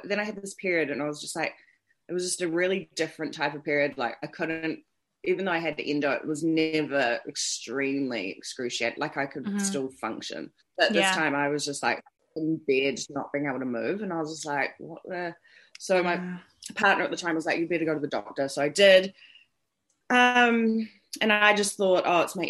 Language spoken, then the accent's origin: English; Auckland, New Zealand; I'm from Auckland, New Zealand